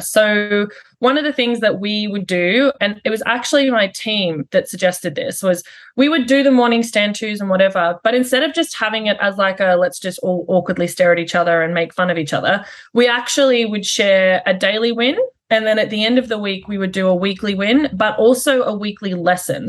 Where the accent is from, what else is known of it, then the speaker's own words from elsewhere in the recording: Australia; also born or lived in United Kingdom; now in Canada; I'm Australian